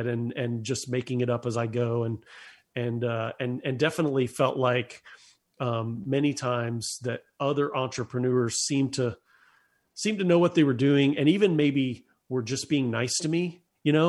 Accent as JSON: {"language": "English", "town": "Lakeland", "region": "Florida", "country": "United States", "tie": "born or raised there", "moved": "as an adult", "lives_now": "Nashville, United States", "said": "I grew up in Central Florida, a little city called Lakeland, which is between Tampa and Orlando"}